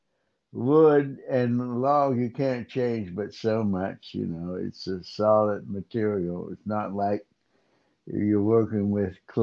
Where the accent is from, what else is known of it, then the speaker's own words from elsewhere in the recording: New Castle, Pennsylvania, United States; also born or lived in Pittsburgh, Pennsylvania; I grew up in Newcastle, Pennsylvania